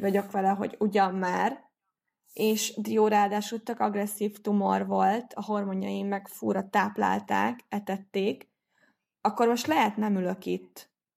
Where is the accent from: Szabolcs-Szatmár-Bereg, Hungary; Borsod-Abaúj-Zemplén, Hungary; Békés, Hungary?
Szabolcs-Szatmár-Bereg, Hungary; Nyíregyháza; az én városomban, tehát ugye én Nyíregyházi vagyok